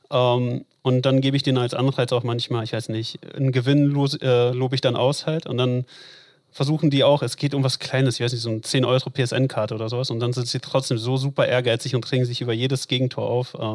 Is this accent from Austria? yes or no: no; North Rhine-Westphalia, Germany; also born or lived in Latvia; Also ich bin in Lettland geboren, ich bin nicht in Berlin geboren ähm, und mit, meine Eltern sind mit mir nach Deutschland gekommen, da war ich zwei, glaube ich, so in dem Dreh. Äh, und tatsächlich erst in Ruhrpott, also Recklinghausen, Hagen, Dortmund